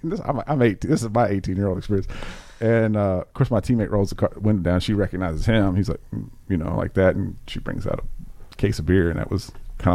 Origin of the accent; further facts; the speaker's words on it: Mayfield, Kentucky, United States; I grew up in Mayfield, so that's Western Kentucky. Went to high school in Central Kentucky, and I went to college in Eastern Kentucky. And I spent 13 years of my life in Eastern Kentucky